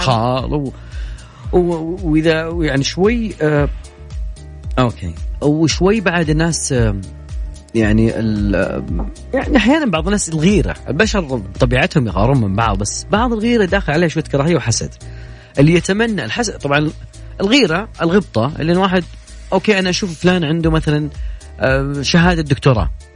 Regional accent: Riyadh, Riyadh Province, Saudi Arabia; عندنا في الرياض

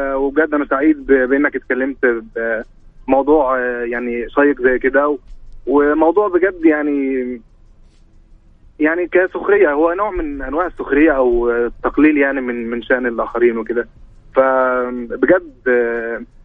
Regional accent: Egypt; عندنا في مصر

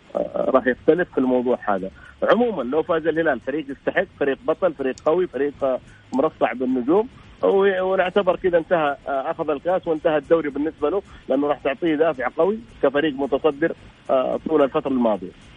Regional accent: Saudi Arabia; هنا عندنا في السعوديه

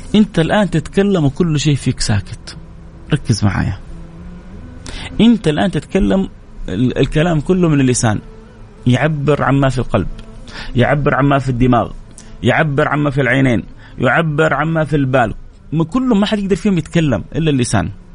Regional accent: Jeddah, Makkah Province, Saudi Arabia; عندنا في الغربيه خصوصا في جده

